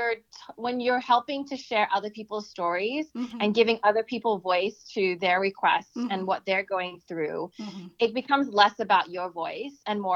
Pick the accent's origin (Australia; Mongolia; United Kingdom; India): Australia; growing up in Australia and then, you know, having that experience of bullying